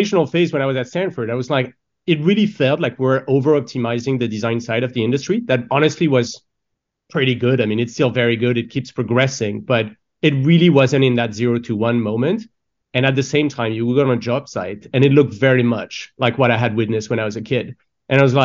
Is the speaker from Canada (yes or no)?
no; France; moved away; I grew up in France